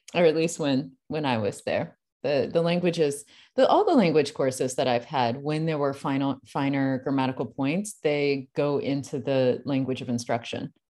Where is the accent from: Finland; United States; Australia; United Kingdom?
United States; I'm an American